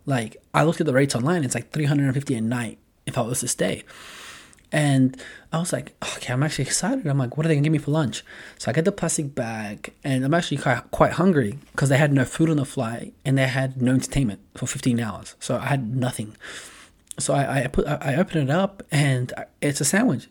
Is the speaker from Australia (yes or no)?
yes; Australia; moved away as an adult; now in Los Angeles, United States; I'm an Australian, but I live in L A, been living there for a while